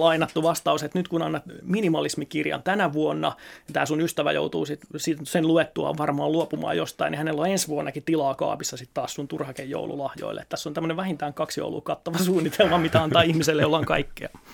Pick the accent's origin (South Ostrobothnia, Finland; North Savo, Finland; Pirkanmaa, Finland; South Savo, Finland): South Ostrobothnia, Finland; Seinäjoki; tulen Seinäjoelta